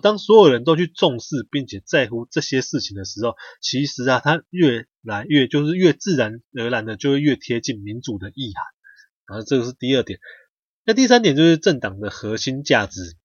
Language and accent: Chinese; Taiwan; 我们台湾人的奴性就是很强